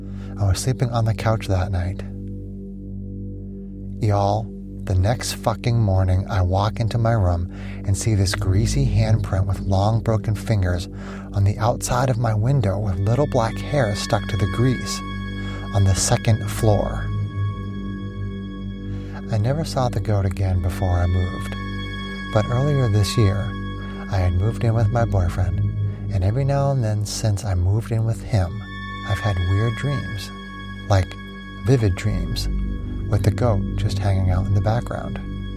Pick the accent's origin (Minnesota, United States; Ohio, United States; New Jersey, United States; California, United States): Minnesota, United States; Like I said, small town in Minnesota. One night, like the same week that I moved back to my home state